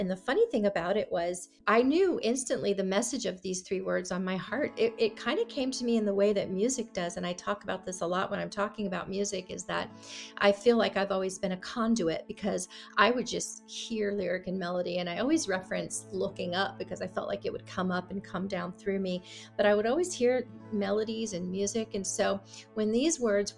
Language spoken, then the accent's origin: English; Clearwater, Florida, United States; moved away as an adult; also born or lived in Nashville, Tennessee / California; I grew up in Florida, Tampa Bay, Clearwater area, and lived there my whole life until I moved to Nashville, Tennessee